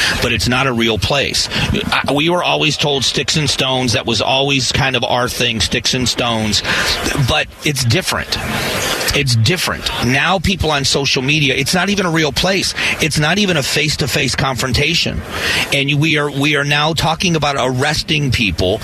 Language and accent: English; Florida, United States; now in Phoenix, United States; I was very invested at home when I grew up in Florida in learning about the Miccosukee Seminole